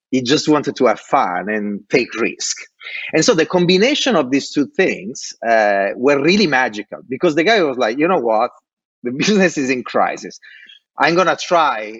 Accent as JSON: {"language": "English", "country": "Italy", "tie": "born or raised there", "also_born_or_lived": "Dublin", "second_language": "English", "moved": "as an adult"}